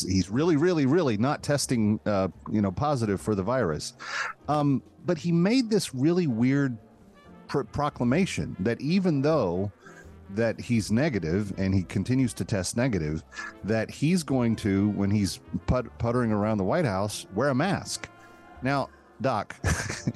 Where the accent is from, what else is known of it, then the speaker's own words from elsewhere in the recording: Texas, United States; growing up in Texas